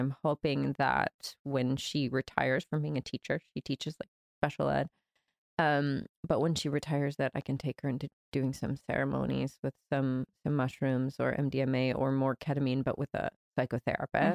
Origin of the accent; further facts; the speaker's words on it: Georgia, United States; moved away as an adult; also born or lived in Brazil / New York; I grew up in Georgia, um, my dad's from Brazil, so I spent my summers in Brazil as a kid